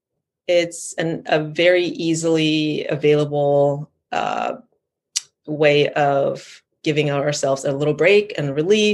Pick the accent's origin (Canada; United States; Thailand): Thailand; I grew up in Thailand